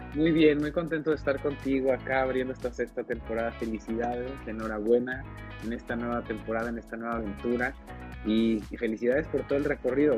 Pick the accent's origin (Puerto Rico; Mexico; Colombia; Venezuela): Mexico; Guadalajara, Jalisco; Yo nací creciendo crecí en Guadalajara